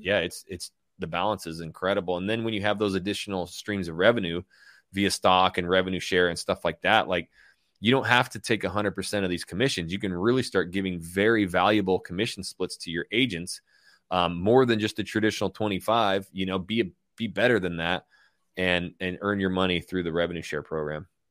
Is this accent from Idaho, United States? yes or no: yes; Coeur d'Alene, Idaho, United States; moved away as an adult; also born or lived in Hayden Lake, Idaho / Portland; my hometown of Coeur d'Alene, Idaho, Hayden Lake, Idaho